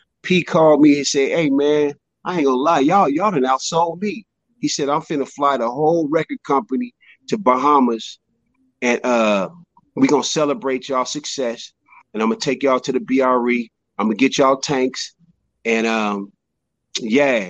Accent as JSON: {"language": "English", "town": "Richmond", "region": "California", "country": "United States", "also_born_or_lived": "Sherman Oaks, California", "said": "I'm from Richmond, California. Everybody aspires to be something big where I'm from"}